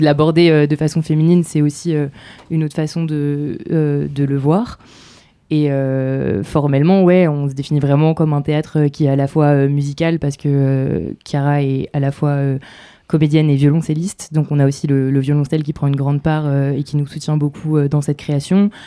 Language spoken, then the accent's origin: French; Normandy, France; je viens de Normandie